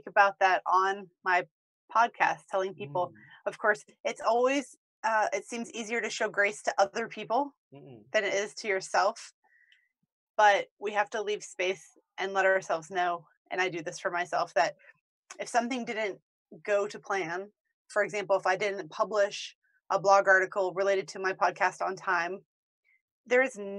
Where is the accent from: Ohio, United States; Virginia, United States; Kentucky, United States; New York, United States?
Virginia, United States; Williamsburg / Richmond; moved away as an adult; now in Denver, United States; I am from Williamsburg in Richmond, Virginia, but I live in Denver, Colorado now